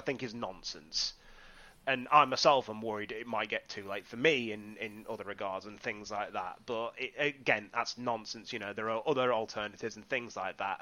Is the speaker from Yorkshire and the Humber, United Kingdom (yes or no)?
yes; Whitby, Yorkshire and the Humber, United Kingdom; I am originally from Whitby in the northeast of England, on the, nestled nicely on the coast there